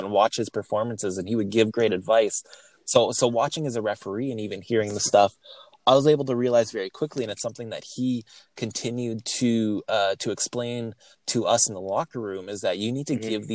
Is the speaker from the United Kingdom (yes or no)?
no; Winnipeg, Manitoba, Canada; I'm from Winnipeg. That's Winnipeg, Manitoba, Canada